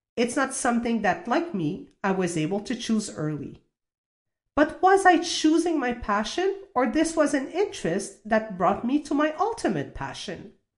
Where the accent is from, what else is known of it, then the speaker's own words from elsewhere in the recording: Canada; also born or lived in Toulouse, France; I was born in Toulouse, France, and moved to Canada when I was six years old